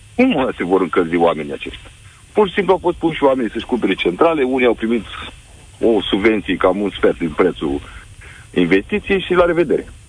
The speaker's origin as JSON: {"language": "Romanian", "town": "Galați", "region": "Galați County", "country": "Romania", "said": "eu sunt din Galați"}